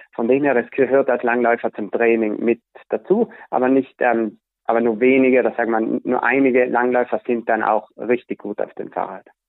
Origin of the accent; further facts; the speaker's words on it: South Tyrol, Trentino-Alto Adige, Italy; bei uns in Südtirol